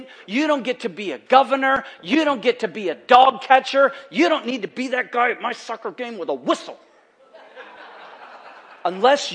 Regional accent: United States; we're from America

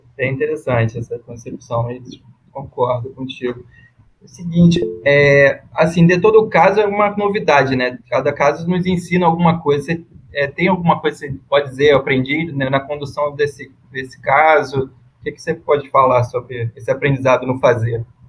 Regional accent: Rio de Janeiro, Brazil; sou do Rio

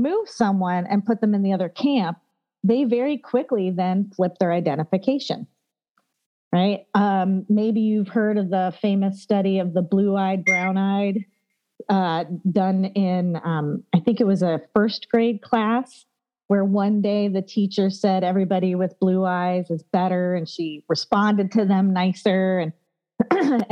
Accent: United States; we were Americans

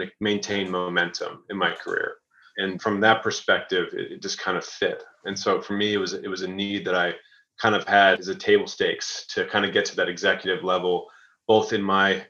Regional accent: Raleigh, North Carolina, United States; I'm from Raleigh, North Carolina.

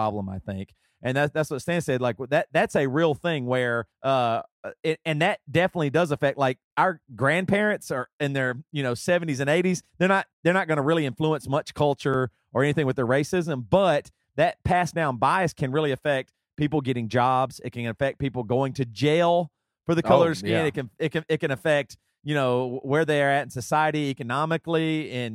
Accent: South Carolina, United States; moved away as an adult; now in Seattle, United States; I moved to Seattle from South Carolina.

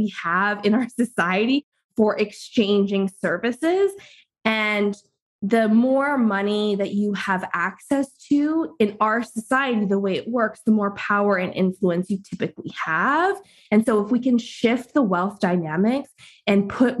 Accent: Canada; I'm Canadian

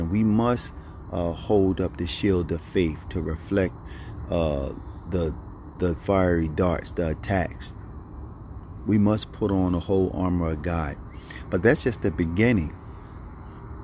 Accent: Philadelphia, Pennsylvania, United States; growing up in Philadelphia

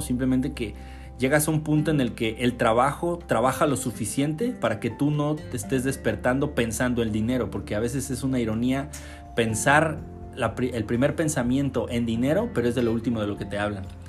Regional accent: Mexico; solo soy un mexicano que intenta salir adelante

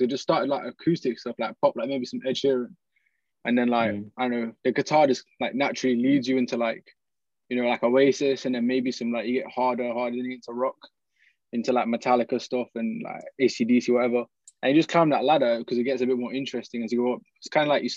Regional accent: Oxford, South East England, United Kingdom; I was born in Oxford

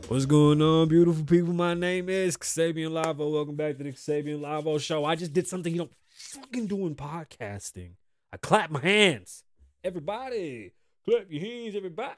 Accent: New York City, New York, United States; now in Las Vegas, United States; I grew up in the Bronx

